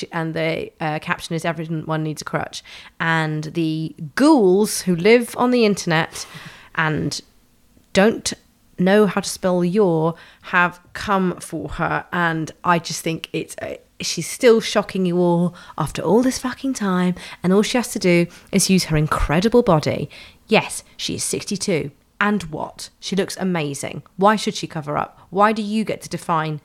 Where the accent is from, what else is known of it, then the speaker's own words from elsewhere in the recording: London, United Kingdom; I grew up in Tufnell Park in Camden